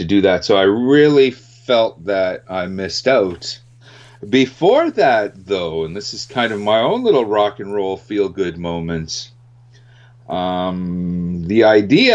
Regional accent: Winnipeg, Manitoba, Canada; up here in Canada, in my hometown of Winnipeg

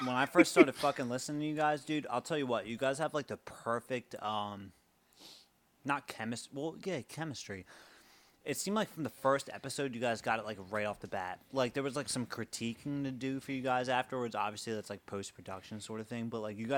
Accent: Pottstown, Pennsylvania, United States; also born or lived in Philadelphia, Pennsylvania; we moved from Philly, my family, my side of the family, to Pottstown, Pennsylvania, probably when I was in, like, second grade

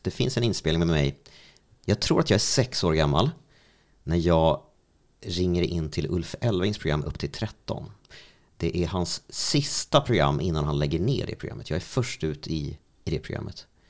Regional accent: Strängnäs, Södermanland, Sweden; hemma i Strängnäs

